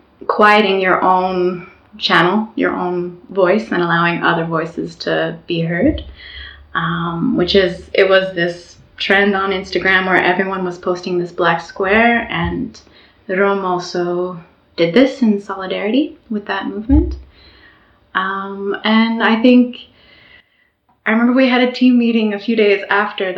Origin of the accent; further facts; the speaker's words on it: Canada; now in Oslo, Norway; I'm originally from Canada, but I'm currently based in Oslo, Norway.